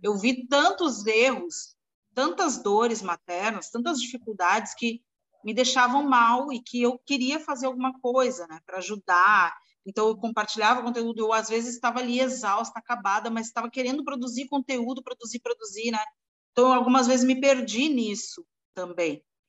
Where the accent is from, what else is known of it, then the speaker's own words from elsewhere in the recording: São Paulo, Brazil; now in Santos, Brazil; eu sou paulistana de coração, mas ah, no momento eu sou também estou morando em Céu, com Santos